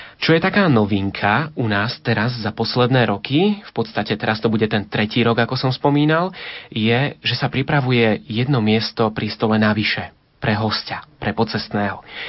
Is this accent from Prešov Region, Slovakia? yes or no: no; Liptovský Mikuláš, Žilina Region, Slovakia; zostávali sme už doma v Liptovskom Mikuláši